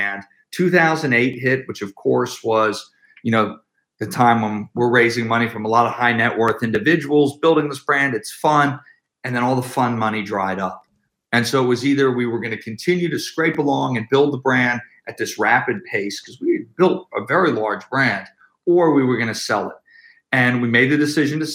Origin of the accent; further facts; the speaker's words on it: Philadelphia, Pennsylvania, United States; I grew up in Philadelphia.